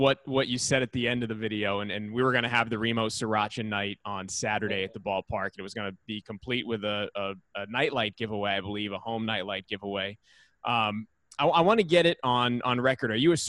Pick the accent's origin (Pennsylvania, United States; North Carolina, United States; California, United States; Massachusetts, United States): Massachusetts, United States; Worcester; Yeah. I'm from Worcester.